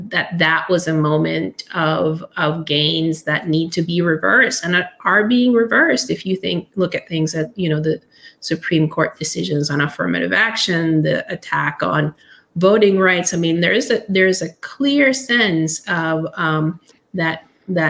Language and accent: English; Nicaragua; I'm from Nicaragua, which is a little country that is repeatedly invaded or fought over by major powers throughout its history.